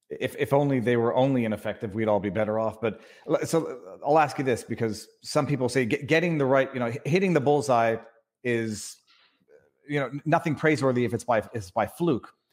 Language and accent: English; Canada; also born or lived in Quebec; now in Florida, United States; I'm from Canada